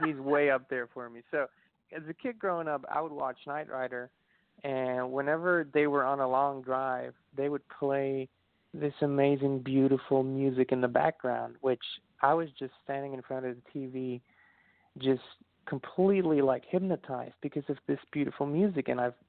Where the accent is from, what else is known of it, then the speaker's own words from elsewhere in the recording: Austria; now in Tennessee, United States; Well, as you said, it is a beautiful country. It's, you know, Central Europe in the middle of the Alps. So we have the mountains. We have a million lakes.